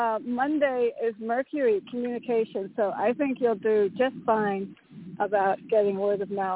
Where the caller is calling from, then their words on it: Connecticut, United States; from Connecticut.